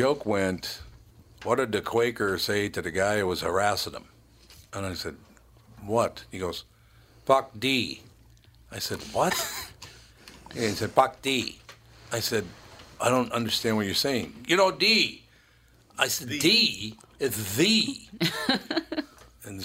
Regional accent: Minneapolis, Minnesota, United States; moved away; I said, I grew up in North Minneapolis, right?

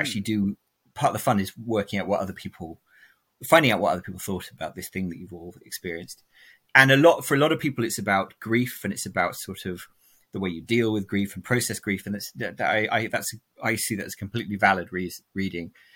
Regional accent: England, United Kingdom; my dad is American and we grew up in England

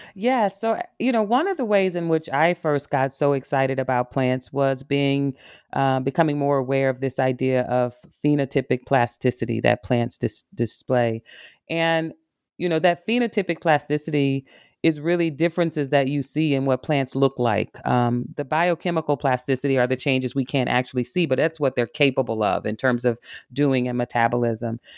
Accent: Arkansas, United States; now in Michigan, United States; I'm a, a woman from the South. I grew up in Arkansas, spending a lot of time in nature

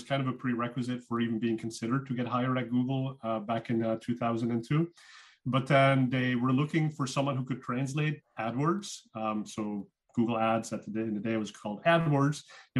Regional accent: Flanders, Belgium; accent: Belgian; first language Dutch (Flemish); English is a second language; now in Bay Area, United States; My accent is from Belgium, so I speak Dutch. Flemish is my native language.

